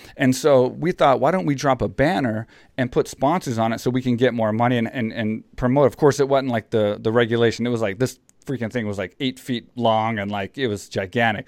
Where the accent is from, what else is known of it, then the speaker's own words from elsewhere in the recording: Houston, Texas, United States; my hometown in Houston, where I'm from